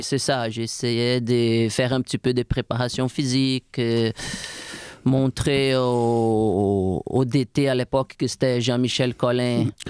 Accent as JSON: {"language": "French", "country": "Brazil", "second_language": "French", "moved": "as an adult", "lives_now": "Quebec City, Canada", "said": "Je viens d'une région du Brésil où il fait chaud tout le temps, tout au bord de la mer"}